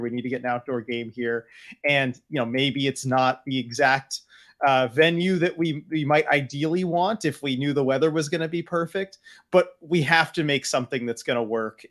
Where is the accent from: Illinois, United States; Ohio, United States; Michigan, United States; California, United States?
California, United States; growing up in California